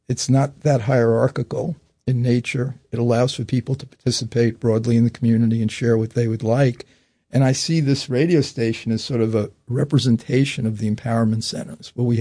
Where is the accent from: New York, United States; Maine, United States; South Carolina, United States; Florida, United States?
New York, United States; Orange County; I'm from Orange County.